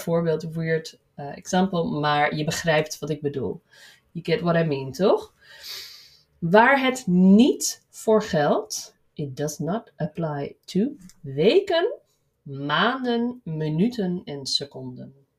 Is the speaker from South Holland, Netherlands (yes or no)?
no; Amsterdam, North Holland, Netherlands; ik kom uit Amsterdam of uit de buurt van Amsterdam